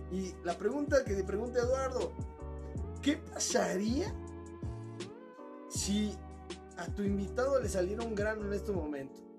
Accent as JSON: {"language": "Spanish", "town": "Zihuatanejo", "region": "Guerrero", "country": "Mexico", "said": "Yo soy de Cihuatanejo."}